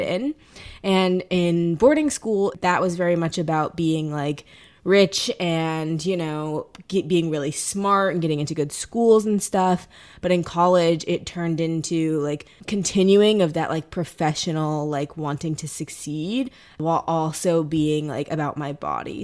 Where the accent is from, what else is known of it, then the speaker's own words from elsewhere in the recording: St. Louis, Missouri, United States; now in New York, United States; I'm originally from St. Louis, Missouri, so Midwestern girl here